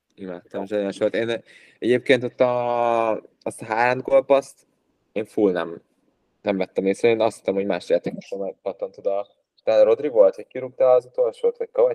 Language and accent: Hungarian; Hungary